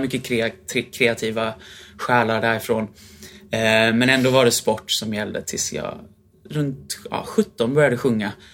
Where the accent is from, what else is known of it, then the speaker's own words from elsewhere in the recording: Sweden; moved away as an adult; also born or lived in Germany / London / Vienna; hemma i Sverige